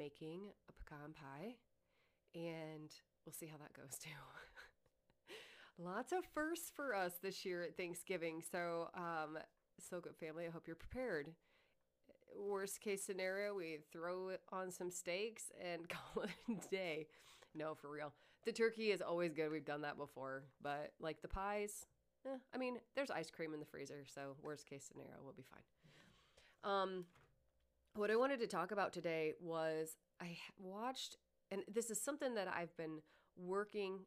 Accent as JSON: {"language": "English", "region": "Iowa", "country": "United States", "tie": "born or raised there", "said": "I was born and raised in Iowa."}